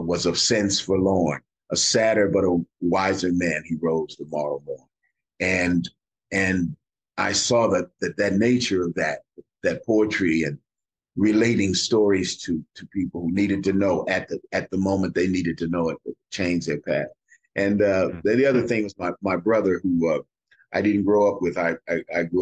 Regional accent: Kansas City, Kansas, United States; moved away; I'm from Kansas City, Kansas.

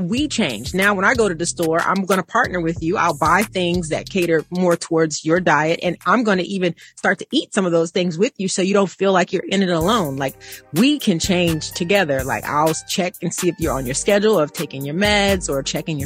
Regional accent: Missouri, United States; I'm from Missouri. Show me state.

